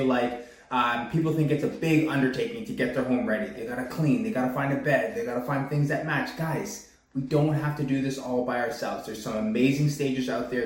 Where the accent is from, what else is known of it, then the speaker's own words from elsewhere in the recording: Pickering, Ontario, Canada; also born or lived in Whitby; I was born and raised in the Durham region. I was born out in Pickering, live now in Whitby.